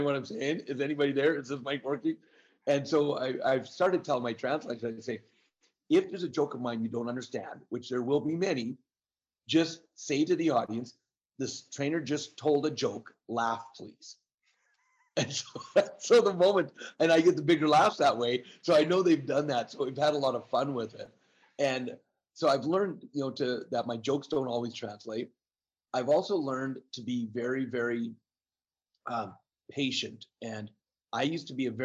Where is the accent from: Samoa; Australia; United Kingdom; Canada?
Canada; being Canadian